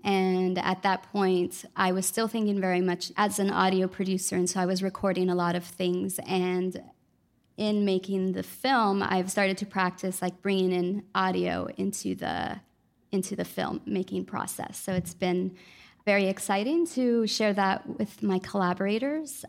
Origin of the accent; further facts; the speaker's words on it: Los Angeles, California, United States; also born or lived in Mexico; now in New Orleans, United States; I'm an audio producer and filmmaker based in New Orleans, um, though I'm originally from Los Angeles and my family's from Mexico.